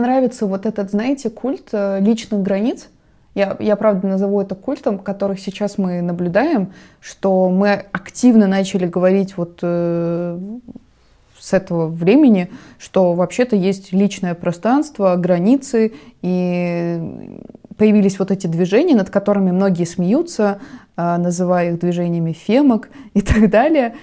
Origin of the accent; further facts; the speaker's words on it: Russia; у нас на родине